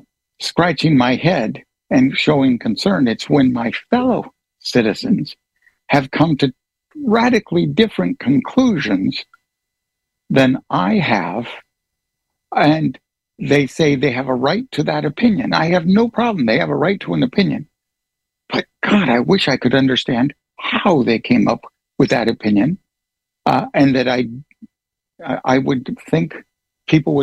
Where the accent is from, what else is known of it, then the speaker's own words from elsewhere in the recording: United States; I am an American citizen